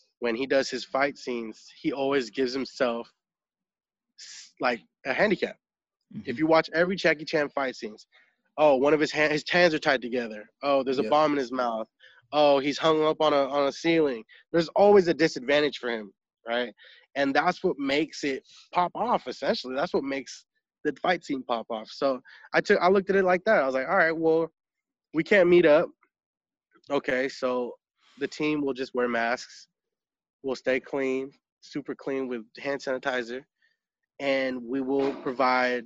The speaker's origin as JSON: {"language": "English", "town": "Sacramento", "region": "California", "country": "United States", "moved": "as an adult", "lives_now": "Los Angeles, United States", "said": "I come from Sacramento, and I was doing pretty well in Sacramento as a dancer"}